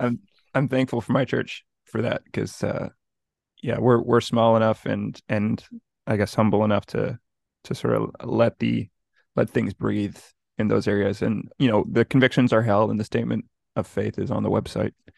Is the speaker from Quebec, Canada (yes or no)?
yes; Montreal, Quebec, Canada; me growing up in Montreal